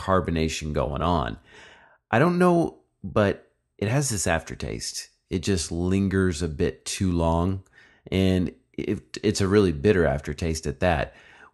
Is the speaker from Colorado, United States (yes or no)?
no; Jonesboro, Arkansas, United States; also born or lived in Phoenix, Arizona; now in Texas, United States; from Jonesboro, Arkansas